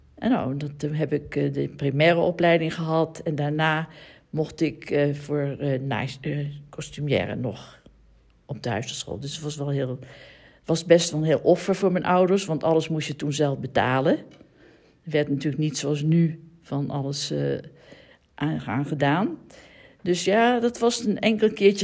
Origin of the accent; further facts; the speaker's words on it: The Hague, South Holland, Netherlands; Ik ben geboren in de Eemstraat in Den Haag.